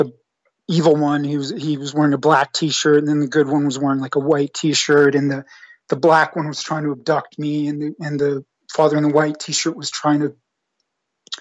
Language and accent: English; Canada; moved away as an adult; now in Western Canada; I'm Canadian. I live out west. And I'm originally from the same province as where you're living right now. And I've lived out here for about 8 years